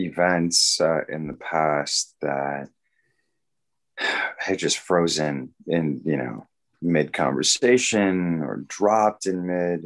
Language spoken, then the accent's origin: English; Bolivia; also born or lived in Panama / Peru; now in San Antonio, United States; And I was born in Panama in the Anacon Canal Zone. And then raised in South America, in Bolivia and Peru. My mother's Bolivian.